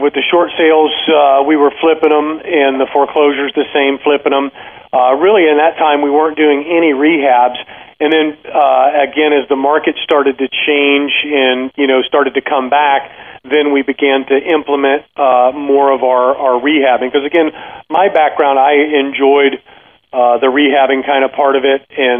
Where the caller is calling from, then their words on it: Tampa, Florida, United States; I'm right outside of Tampa, so okay. Sunny Florida.